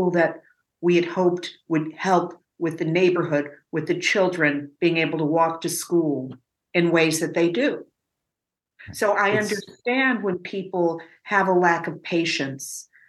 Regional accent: Evanston, Illinois, United States; tell something to as a self-described is a liberal Evanstonian. Because I have heard so often, but we're from Evanston, and not just white, but Black as well. We are different.

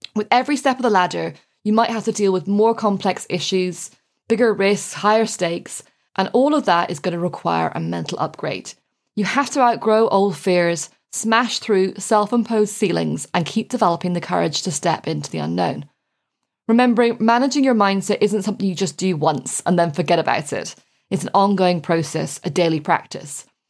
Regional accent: Ireland; when I was growing up in Ireland

